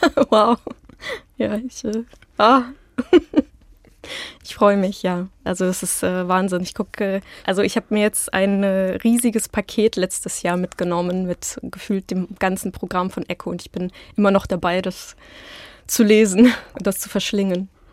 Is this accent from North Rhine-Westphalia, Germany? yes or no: yes; Hilden and Düsseldorf, North Rhine-Westphalia, Germany; German is a second language; also born or lived in Petrozavodsk, Karelia, Russia; now in Berlin, Germany; Bei mir zu Hause in Berlin, in Hilden und Düsseldorf, wo meine Eltern wohnen und wo ich aufgewachsen bin